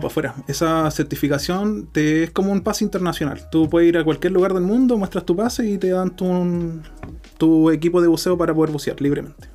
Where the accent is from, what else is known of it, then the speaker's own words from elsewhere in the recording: Chile; Nosotros somos chilenos de corazón